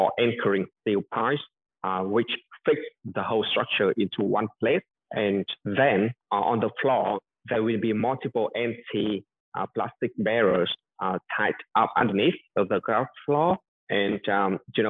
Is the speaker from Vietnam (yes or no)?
yes; Vietnam; moved away as an adult; now in Coventry, United Kingdom; I grew up in Vietnam for 20 years.